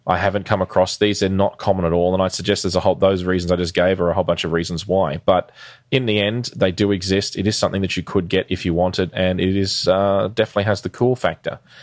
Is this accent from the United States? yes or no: no; Queensland, Australia; in Queensland, which is the state that I live in and grew up in, spent most of my life in for that matter